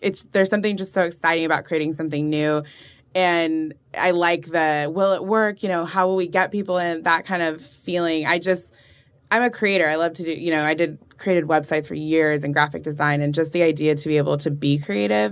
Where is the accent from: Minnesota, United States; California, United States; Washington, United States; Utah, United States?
California, United States; Orange County; moved away as an adult; also born or lived in Chicago; now in Austin, United States; I grew up in Orange County